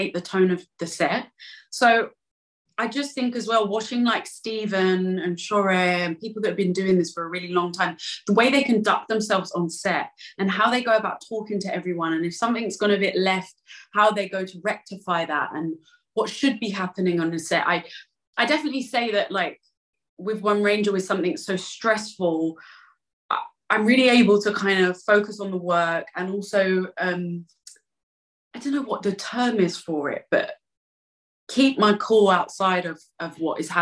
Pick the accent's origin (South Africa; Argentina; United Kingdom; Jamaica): United Kingdom; London; accent: East End; my East End accent